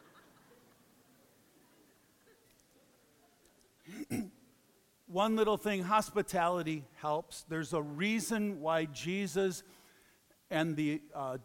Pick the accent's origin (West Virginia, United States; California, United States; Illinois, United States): Illinois, United States; Chicago; I'm from Chicago